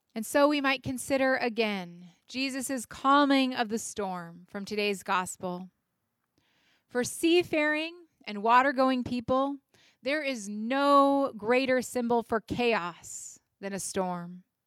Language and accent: English; United States; as Americans and as citizens